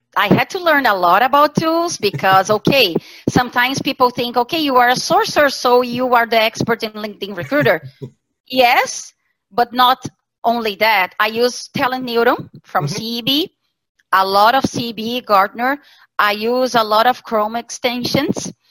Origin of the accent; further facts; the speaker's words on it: Santa Catarina, Brazil; moved away as an adult; now in Porto Alegre, Brazil; I was born in Santa Catarina state in Brazil